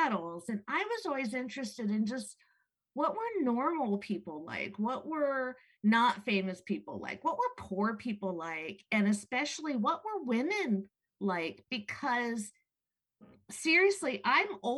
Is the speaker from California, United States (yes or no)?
no; Tidewater, Virginia, United States; I grew up in Tidewater, Virginia